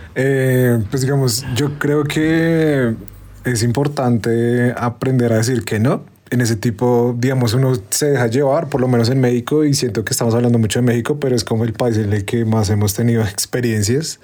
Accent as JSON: {"language": "Spanish", "country": "Colombia", "said": "como colombianos, no tenemos ingreso"}